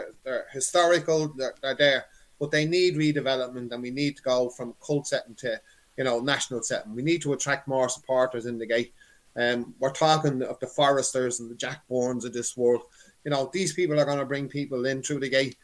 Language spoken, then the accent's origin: English; Dublin, Leinster, Ireland; I'm originally from Cabra.